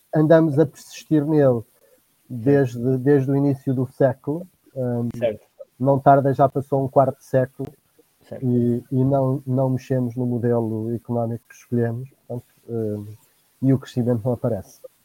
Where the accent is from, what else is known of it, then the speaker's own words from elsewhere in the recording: Penedono, Viseu, Portugal; now in Óbidos, Portugal; vivo atualmente em Óbidos e sou natural de Penedono, distrito de Viseu.